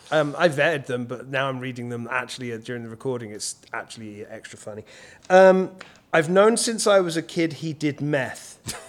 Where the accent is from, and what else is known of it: England, United Kingdom